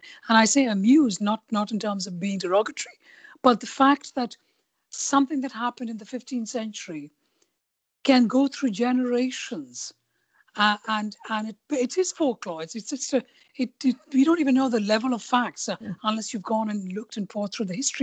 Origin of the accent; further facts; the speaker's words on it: India; moved away; also born or lived in London; I grew up in India, born and brought up in India